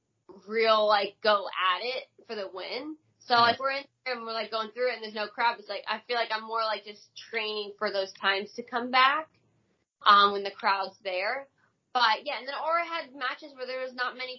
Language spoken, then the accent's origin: English; Hilton Head Island, South Carolina, United States; moved away as an adult; also born or lived in Hackettstown, New Jersey; now in Orlando, United States; I grew up most of my life in Beaufort, Hilton Head, South Carolina, so I just say that's where I'm from.